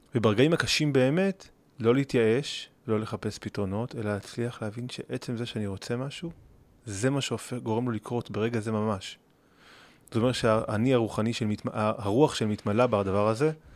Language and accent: Hebrew; Gimzo, Central District, Israel; יש לי שם בית, שם גדלתי. אני טיפוס מקומי.